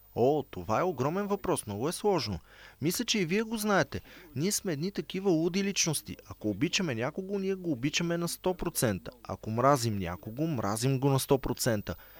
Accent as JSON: {"language": "Bulgarian", "town": "Sarajevo", "region": "Federation of Bosnia and Herzegovina", "country": "Bosnia & Herzegovina", "tie": "born or raised there", "said": "Аз бях тинейджър, когато войната в Босна избухна. Бях в Сараево, а Сараево беше под обсада в продължение на 4 години"}